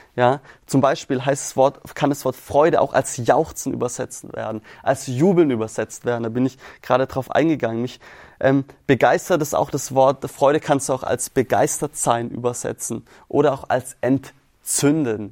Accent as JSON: {"language": "German", "area": "Swabia", "region": "Baden-Württemberg", "country": "Germany", "also_born_or_lived": "St. Chrischona", "said": "wir kommen hier aus dem Schwabenländle"}